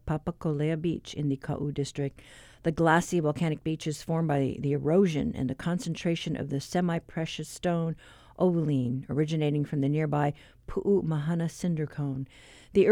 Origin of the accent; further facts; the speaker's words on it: Guam; now in Hawaii, United States; Growing up in Guam